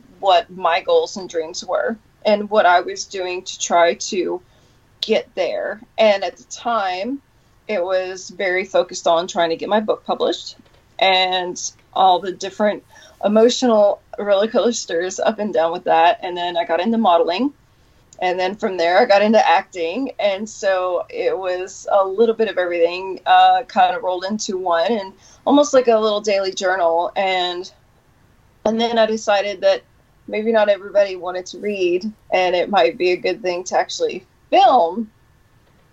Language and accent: English; Detroit, Michigan, United States; moved away; also born or lived in Knoxville; originally Detroit, Michigan, Knoxville